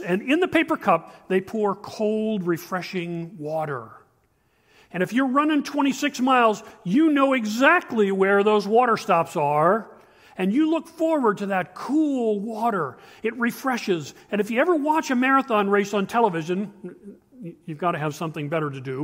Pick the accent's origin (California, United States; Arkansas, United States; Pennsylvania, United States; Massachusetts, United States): Pennsylvania, United States; Shamokin; We grew up in Shemokin, Pennsylvania.